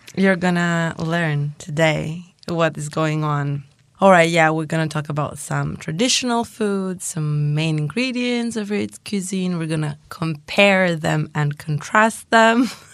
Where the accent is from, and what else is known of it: Greece